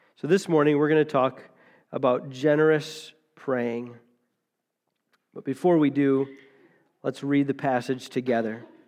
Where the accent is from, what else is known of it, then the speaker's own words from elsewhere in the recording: United States; We're taught as, as American Christians